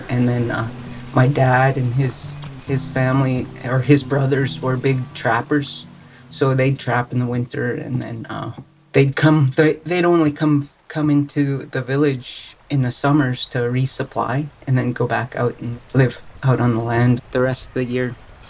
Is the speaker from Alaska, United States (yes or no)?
yes; Fort Yukon, Alaska, United States; now in Fairbanks, United States; I grew up in Fort Yukon. My family is from there. Actually, I should say my mom's family is from Chalkeetsik, Alaska, which is on the Black River